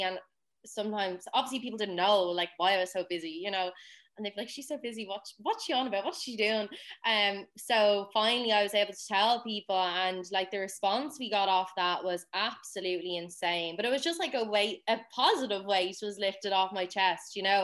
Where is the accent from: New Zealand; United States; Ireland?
Ireland; Dublin, Leinster; I'm not from a Gaeltacht um, region. That's fairly obvious by my voice. Um, I'm from Dublin.